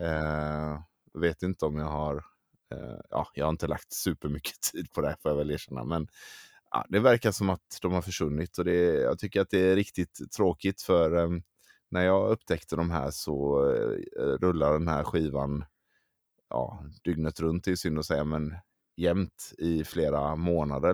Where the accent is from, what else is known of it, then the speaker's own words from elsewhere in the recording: Gothenburg, Västra Götaland, Sweden; jag är från Göteborg